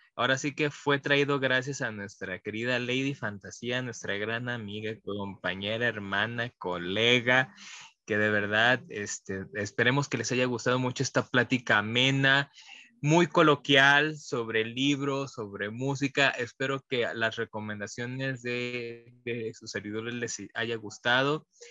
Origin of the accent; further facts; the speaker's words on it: Mexico; parte de nuestra identidad como mexicano